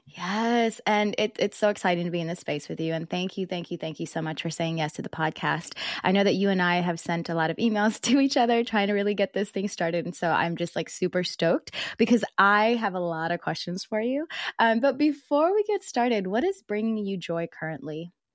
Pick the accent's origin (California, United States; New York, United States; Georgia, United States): Georgia, United States; South; also born or lived in Philippines; I was born in the Philippines and I moved to South Georgia. And so South Georgia, like all of my teachers were black